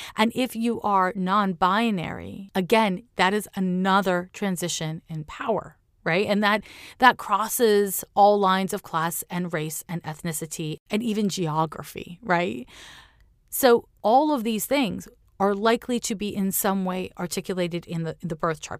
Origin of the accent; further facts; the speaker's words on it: Montreal, Quebec, Canada; my hometown, Montreal, Quebec